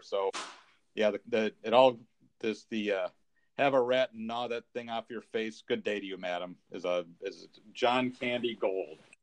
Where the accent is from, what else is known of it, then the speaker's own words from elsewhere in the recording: California, United States; I grew up in California